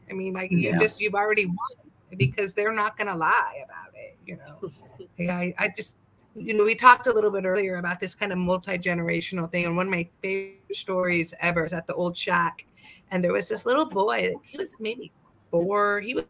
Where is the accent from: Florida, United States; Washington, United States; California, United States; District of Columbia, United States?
California, United States; I grew up in California, so we have a different type of plant medicine